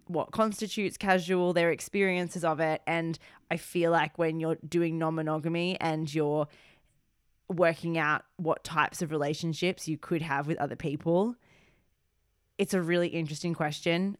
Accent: Australia; now in United Kingdom; being Australian born

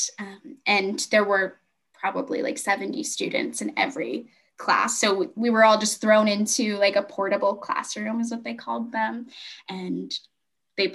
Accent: Hanford, California, United States; am from the Central Valley in California. There's a bunch of like small farmer towns where we have a lot of agriculture. I went to high school in a really small town called Hanford, California.

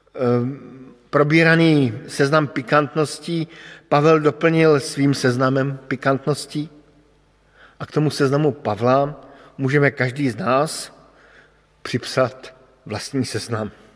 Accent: Bohemia, Czechia; moved away; pocházím z Čech

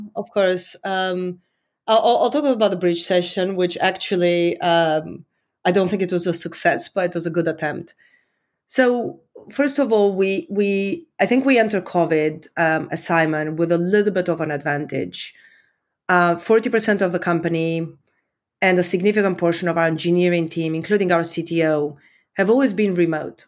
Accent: Romania; accent: Eastern European; also born or lived in London, United Kingdom; now in United States; I grew up in Communist Romania. Um, I was fourteen when, when communists fell

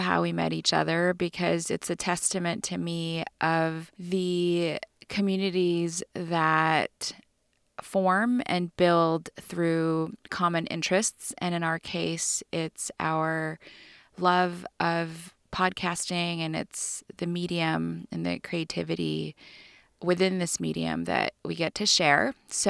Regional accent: California, United States; Mostly I feel like I'm a Californian.

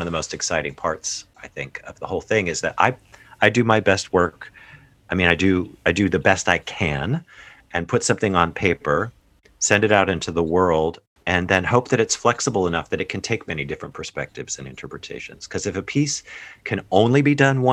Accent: Ohio, United States; moved away as an adult; I participated in choirs growing up in Ohio

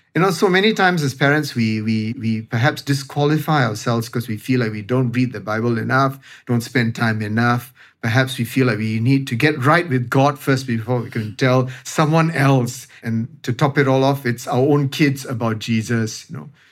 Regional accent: Singapore; as the Singaporean

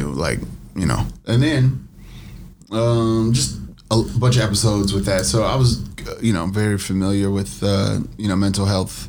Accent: Minneapolis, Minnesota, United States; also born or lived in Eritrea; we came here when I was 3 years old, so about like 1985 or 86.

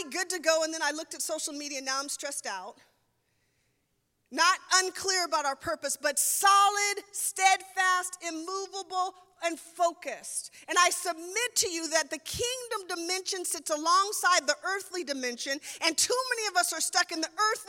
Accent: Seattle, Washington, United States; moved away; I'm from the Seattle area

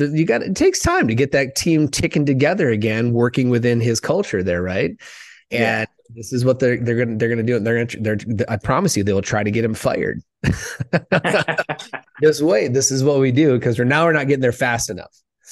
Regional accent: Minnesota, United States; moved away; I grew up in Minnesota.

